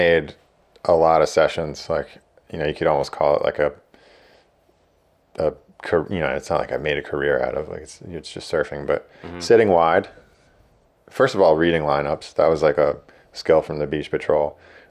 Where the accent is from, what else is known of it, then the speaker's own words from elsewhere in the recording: East Coast, United States; And I'm from the East Coast, so like I don't need the best wave